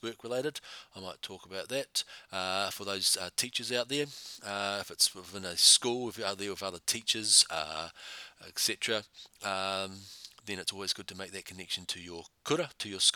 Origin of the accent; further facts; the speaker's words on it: Taranaki, New Zealand; now in Christchurch, New Zealand; I'm from Taranaki